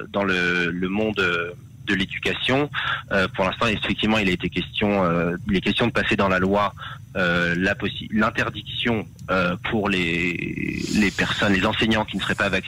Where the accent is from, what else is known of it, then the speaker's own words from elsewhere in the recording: France; Euh, je, nous venons de France et, effectivement on sait qu'en France la vaccination est obligatoire dans, dans certains cas.